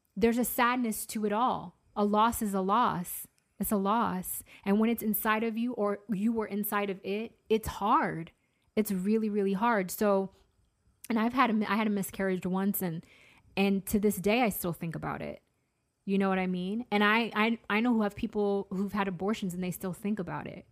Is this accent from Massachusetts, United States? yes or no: yes; Massachusetts, United States; I'm from Massachusetts.